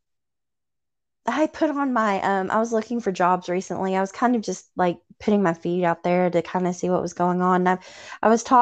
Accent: Tennessee, United States; accent: Southern; I'm from Tennessee

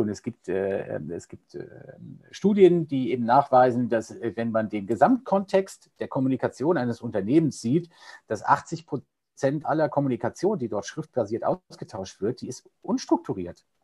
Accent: Cologne, North Rhine-Westphalia, Germany; ich bin äh, Kölner äh, mit Herz und Leidenschaft

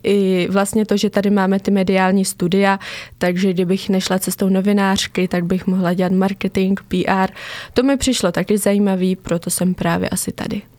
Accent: near Pelhřimov, Vysočina Region, Czechia; also born or lived in Havířov, Moravian-Silesian Region; odstěhovali jsme se na Vysočinu eh, k Pelhřimovu do takové malé vesničky

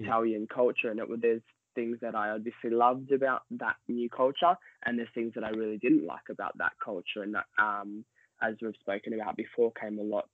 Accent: Melbourne, Victoria, Australia; moved away as an adult; now in Milan, Italy; I'm from Australia, from Melbourne, um, the south of Australia.

